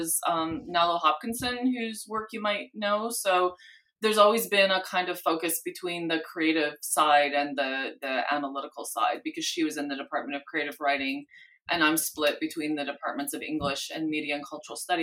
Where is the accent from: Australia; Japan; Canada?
Canada; moved away as an adult; now in California, United States; I came from Canada. So living in California has all the charm for me that a person who grew up where it's like, you know, 40 below regularly appreciates the charm of California